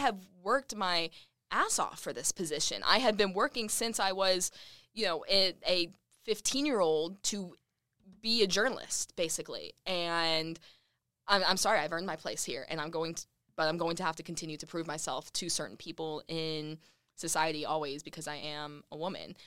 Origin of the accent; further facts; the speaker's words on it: Lubbock, Texas, United States; moved away as an adult; now in Redding, United States; Lubbock, my hometown.